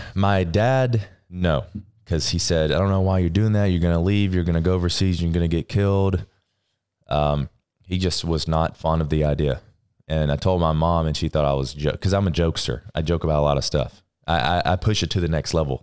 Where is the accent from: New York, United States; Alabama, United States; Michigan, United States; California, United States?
Alabama, United States; Florence; Alabama, Florence, Alabama, small town